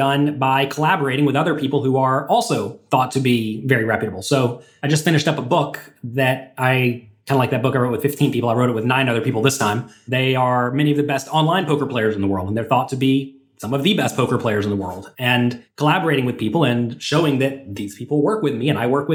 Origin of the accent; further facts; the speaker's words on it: United States; I'm an American poker player